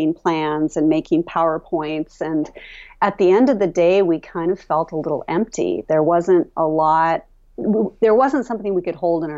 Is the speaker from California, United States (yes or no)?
no; Hallock, Minnesota, United States; moved away as an adult; I grew up in town, so I'm the city girl, and it's home